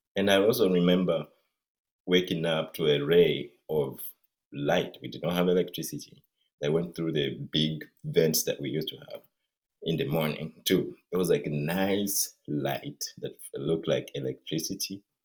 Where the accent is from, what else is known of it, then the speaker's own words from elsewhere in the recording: Mbale, Eastern Region, Uganda; now in Seattle, United States; I come from Uganda and uh, originally from eastern Uganda and Mbale.